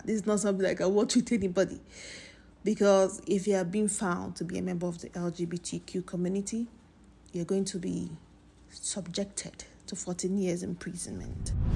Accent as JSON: {"language": "English", "country": "Nigeria", "said": "As a Nigerian"}